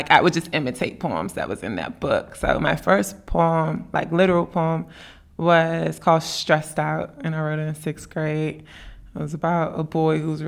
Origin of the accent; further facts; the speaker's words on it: Washington, District of Columbia, United States; I'm from D.C., and D.C. is Chocolate City, or used to be